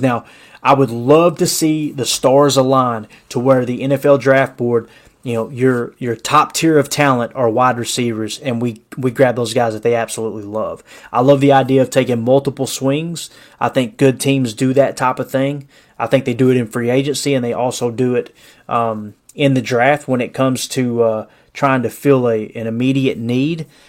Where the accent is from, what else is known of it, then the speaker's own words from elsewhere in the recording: Kentucky, United States; moved away; also born or lived in Tennessee; Born and raised in Kentucky